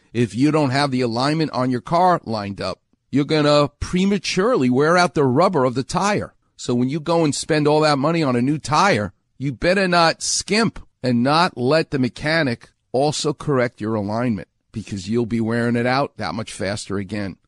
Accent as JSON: {"language": "English", "region": "New York", "country": "United States", "moved": "yes", "said": "I'm from New York."}